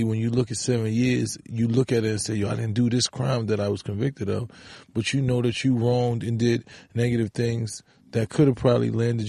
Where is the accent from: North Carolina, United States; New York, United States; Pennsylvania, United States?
New York, United States; New York City; I'm from the Bronx in the core of the ghetto where that was a way of life, you know, especially when we was young.